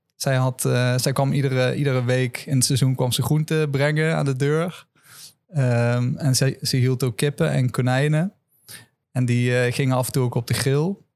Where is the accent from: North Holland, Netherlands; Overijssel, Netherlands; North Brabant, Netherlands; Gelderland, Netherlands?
Gelderland, Netherlands; Land van Maas en Waal; also born or lived in Amsterdam; now in Leiden, Netherlands; ik ben opgegroeid in een dorp, uh, het Ruten, in het land van Maas